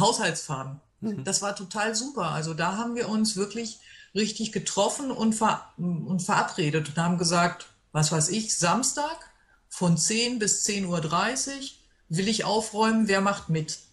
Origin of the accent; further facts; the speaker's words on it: Hanover, Lower Saxony, Germany; ich komme aus Hannover